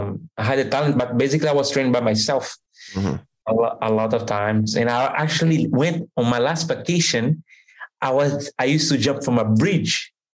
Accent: Recife, Pernambuco, Brazil; English is a second language; moved away as an adult; also born or lived in Montreal / Orlando; I'm originally from Brazil.

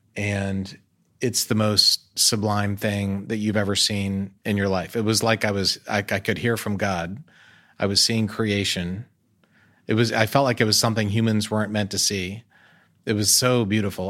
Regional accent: United States; I'm American, so I'm proud of American things

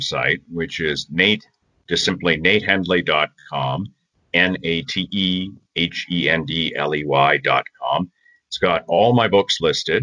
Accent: Canada; also born or lived in Connecticut, United States / Toronto, Canada; I was born in Connecticut and have lived in Canada all my life

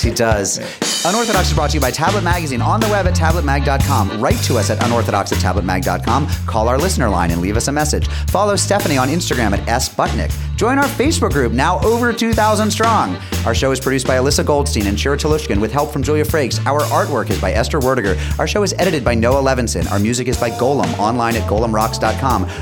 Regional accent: Springfield, Massachusetts, United States; my hometown of Springfield

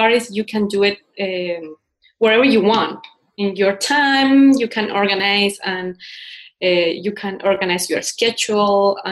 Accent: Chile; English is a second language; moved away as an adult; also born or lived in Vancouver, Canada / Spain; now in Washington, D.C., United States; I'm from Chile. I have been living in Washington, D.C. for almost 6 years

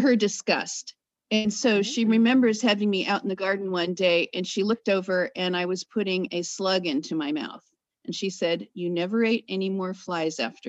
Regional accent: California, United States; moved away as an adult; now in Yaak, Montana, United States; I come from California, but I've been in the upper northwest part of Montana for almost 15 years

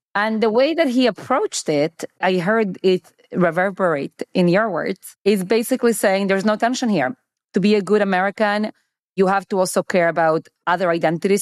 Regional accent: Argentina; now in United States; I have Argentinian citizenship. I was born in Argentina.

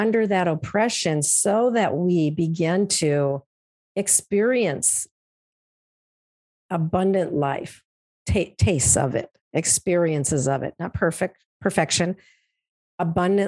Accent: central Minnesota, United States; I'm from Minnesota, grew up here in a small town in kind of central Minnesota in a rural area

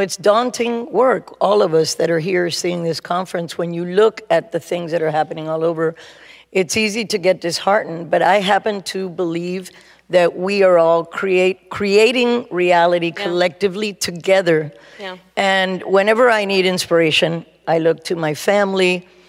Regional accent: Cuba; now in Miami Beach, United States; I was born in Cuba, and I've traveled the globe extensively

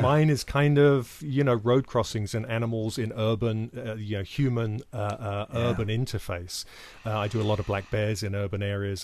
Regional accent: United Kingdom; I'm British

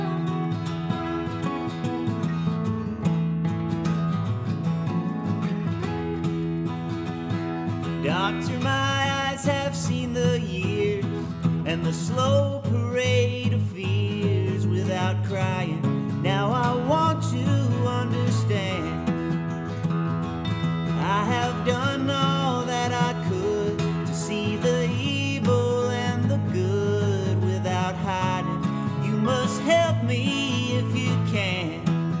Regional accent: Mississippi, United States; moved away as an adult; also born or lived in Boston; when I went to college from Mississippi, I went to college in Boston, moving from Mississippi, and I had a very thick accent.

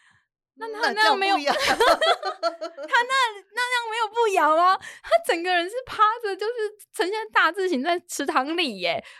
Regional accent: Jinshan, New Taipei, Taiwan; born there; 这个就是我刚刚说的澡港边澡堂就没有那么有拘束，这是我我出生的地方。

